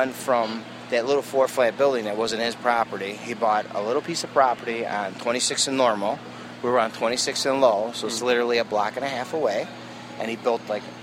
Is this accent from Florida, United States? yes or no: no; Chicago, Illinois, United States; born or raised there